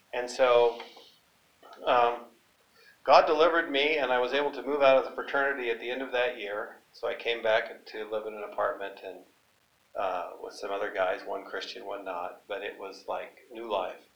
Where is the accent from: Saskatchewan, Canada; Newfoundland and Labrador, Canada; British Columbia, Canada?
British Columbia, Canada; growing up on a hay and cattle ranch in British Columbia near a small town